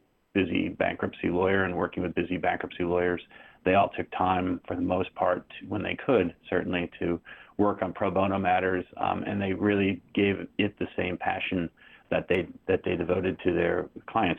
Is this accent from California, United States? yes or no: no; Maine, United States; now in Wilmington, United States; most of the rest of my life, I grew up in Maine